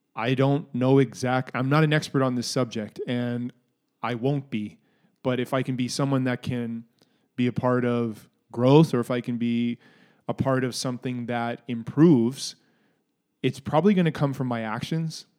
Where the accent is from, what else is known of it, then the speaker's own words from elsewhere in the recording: Canada; also born or lived in Minneapolis, United States; growing up in Canada and having lived in the States